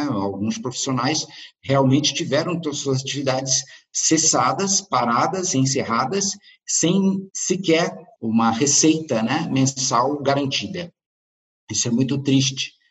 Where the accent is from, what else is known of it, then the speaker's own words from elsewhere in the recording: Brazil; now in Porto, Portugal; Eu me lembro que eu me mudei do Brasil para Portugal, para o Porto, em outubro do ano passado.